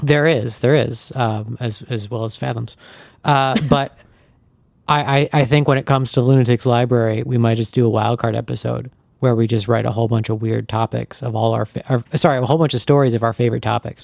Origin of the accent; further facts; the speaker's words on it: Lake George, New York, United States; Lake George, New York, my hometown